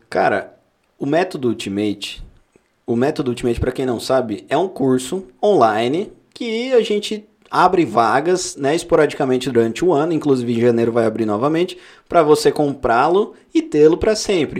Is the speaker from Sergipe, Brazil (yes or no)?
no; São Paulo, Brazil; nós somos paulistas